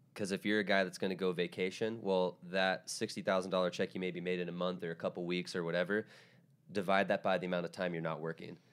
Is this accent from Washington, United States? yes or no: yes; Tacoma, Washington, United States; moved away; I'm from Tacoma, which is about forty-five minutes south